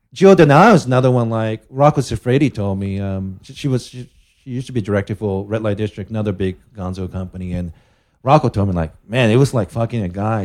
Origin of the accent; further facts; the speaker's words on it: Japan; I'm from Japan